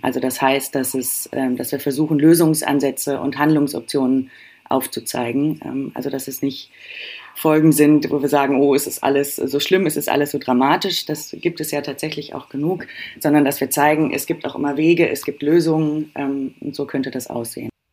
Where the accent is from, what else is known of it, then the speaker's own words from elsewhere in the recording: Germany; Bei uns in Deutschland